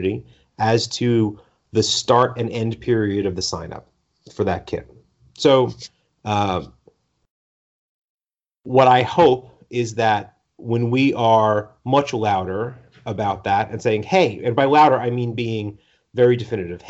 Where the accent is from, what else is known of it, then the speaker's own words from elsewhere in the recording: East Coast, United States; moved away; I'm originally from the East Coast